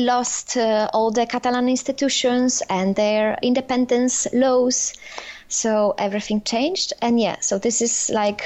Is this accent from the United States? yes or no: no; southeastern Poland, Poland; moved away as an adult; now in Barcelona, Spain; I grew up in southern East Poland, like 3 hours from Krakow. Small town